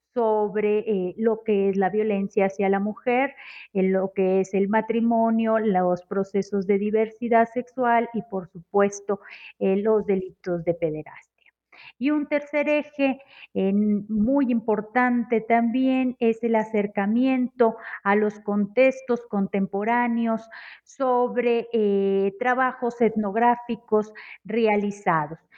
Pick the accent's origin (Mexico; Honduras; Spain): Mexico; Monterrey, Nuevo León; now in Mexico City, Mexico